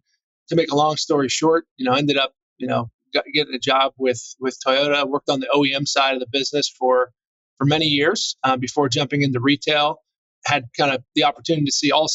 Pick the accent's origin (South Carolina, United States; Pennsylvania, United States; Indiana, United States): Pennsylvania, United States; Northeastern; moved away; I grew up in Northeastern Pennsylvania, kind of the coal region, if you will, anthracite coal region.